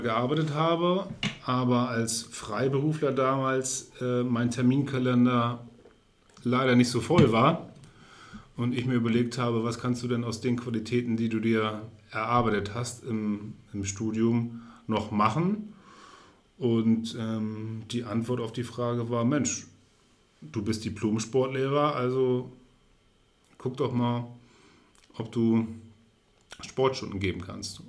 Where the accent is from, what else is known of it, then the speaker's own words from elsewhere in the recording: Neustadt in Holstein, Schleswig-Holstein, Germany; moved away as an adult; also born or lived in Cologne / Hamburg / Munich; ich bin in Neustadt geboren, meine Eltern sind Neustädter.